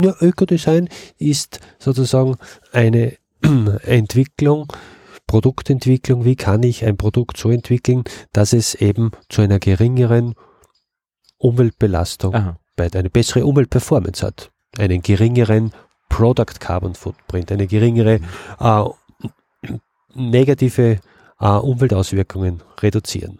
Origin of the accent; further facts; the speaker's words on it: Upper Austria, Austria; moved away as an adult; now in Vienna, Austria; Ich bin aus Oberösterreich und ich bin noch fürs Studium und schlussendlich auch für die Arbeit nach, nach Wien gezogen. Und in Oberösterreich hatten wir in meiner Kindheit immer Bienen